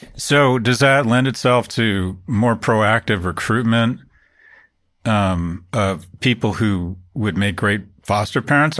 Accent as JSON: {"language": "English", "town": "Los Angeles", "region": "California", "country": "United States", "tie": "born or raised there", "said": "I grew up in Westwood"}